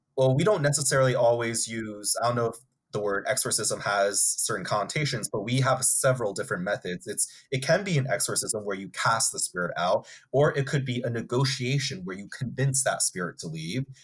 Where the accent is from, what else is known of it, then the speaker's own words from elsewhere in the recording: United States; the land that I was born in and grew up in is American land